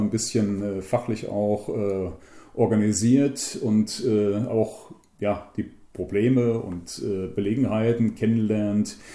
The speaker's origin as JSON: {"language": "German", "town": "Bienenkopf", "country": "Germany", "tie": "born or raised there", "said": "ich stamme aus Bienenkopf, äh, bin hier geboren und aufgewachsen, ja, jetzt 60 Jahre alt"}